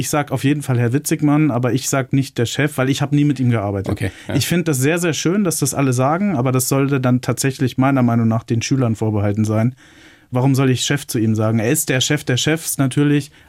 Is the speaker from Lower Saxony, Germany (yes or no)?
yes; Lower Saxony, Germany; ich bin ja gebürtiger Niedersachse